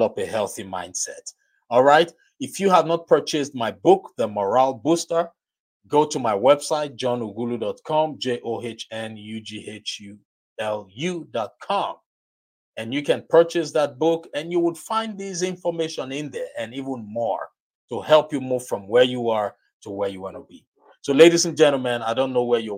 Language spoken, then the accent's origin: English; Nigeria; accent: Nigerian; my Nigerian accent